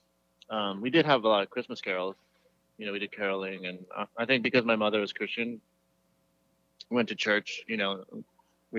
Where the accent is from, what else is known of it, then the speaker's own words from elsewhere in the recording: upstate New York, United States; also born or lived in Seattle, Washington; I grew up in upstate New York